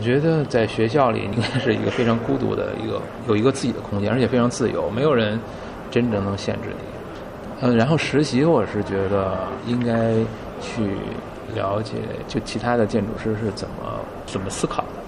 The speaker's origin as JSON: {"language": "Chinese", "region": "Beijing", "country": "China", "tie": "born or raised there", "said": "我小时候在北京长大，四合院儿"}